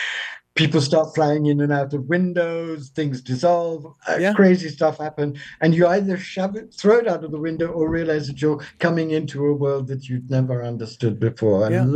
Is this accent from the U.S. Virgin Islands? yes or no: no; South India, India; born there; I was born of a British mother and a half Indian father. And I was born in South India.